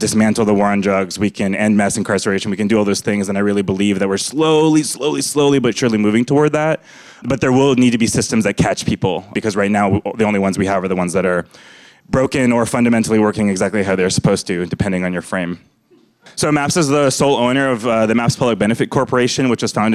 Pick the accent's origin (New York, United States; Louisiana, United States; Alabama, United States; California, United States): California, United States; Fresno; I was born in Fresno, California